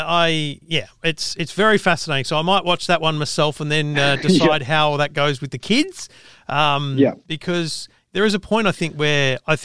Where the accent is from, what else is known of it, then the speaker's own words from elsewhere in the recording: New South Wales, Australia; I'm a country boy, New South Wales myself